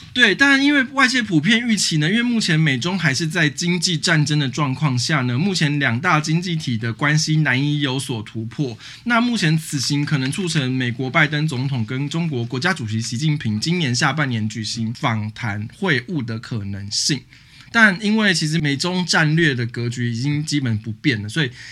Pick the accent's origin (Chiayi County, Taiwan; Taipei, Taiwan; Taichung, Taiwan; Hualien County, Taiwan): Taipei, Taiwan; 我老家附近